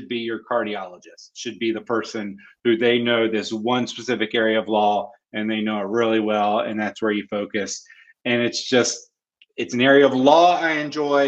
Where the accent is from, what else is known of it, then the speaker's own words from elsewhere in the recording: North Carolina, United States; I was born in North Carolina, born and raised, so I'm a Tar Heel fan